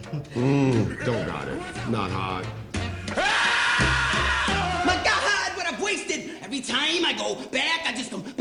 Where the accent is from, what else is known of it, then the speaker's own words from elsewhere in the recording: Baton Rouge, Louisiana, United States; I am 24 years old. I'm from Baton Rouge, Louisiana, and I am the next American Idol.